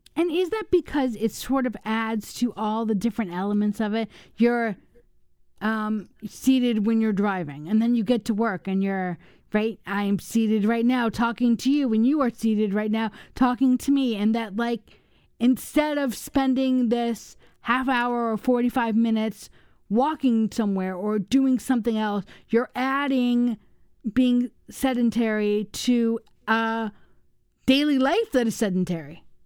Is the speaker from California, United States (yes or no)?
yes; Los Angeles, California, United States; also born or lived in Washington, D.C.; now in Wisconsin, United States; I grew up in Los Angeles